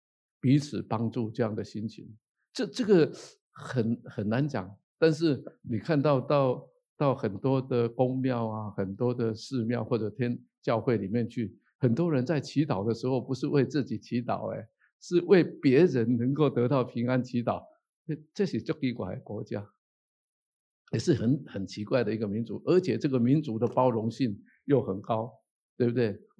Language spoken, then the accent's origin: Chinese; Taiwan; 我觉得台湾人。